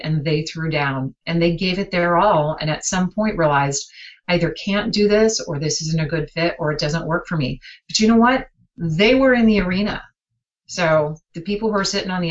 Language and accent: English; Green Bay, Wisconsin, United States; I grew up in Green Bay.